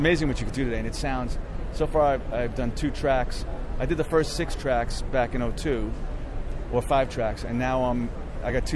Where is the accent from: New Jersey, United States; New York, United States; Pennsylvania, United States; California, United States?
New York, United States; New York City; I grew up in the Bronx watching the Ed Sullivan Show